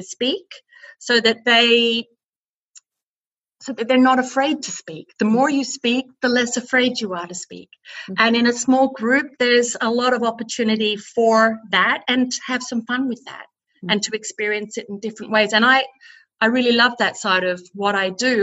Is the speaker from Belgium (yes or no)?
no; Melbourne, Victoria, Australia; moved away as an adult; also born or lived in England / United States / Austria; now in Burghausen, Germany; I'm an Aussie. A Melbourne girl